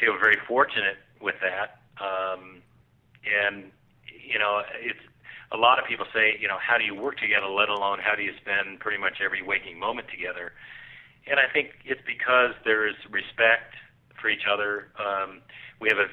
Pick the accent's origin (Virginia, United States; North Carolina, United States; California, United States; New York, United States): California, United States; Southern; I grew up in Southern California on the beach